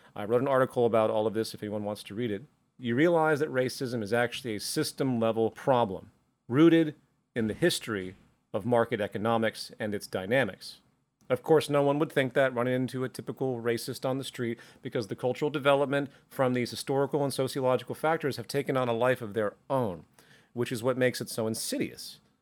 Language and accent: English; the South of the US, United States; I grew up in the South of the U S